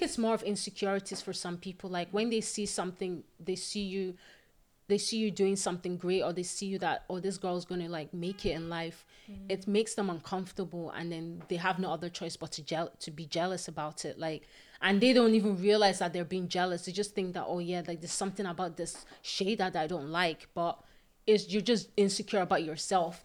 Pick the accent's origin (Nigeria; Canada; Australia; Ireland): Nigeria; also born or lived in Scotland; now in Paisley, United Kingdom; I am originally from Nigeria. Yeah. And I currently live in Scotland.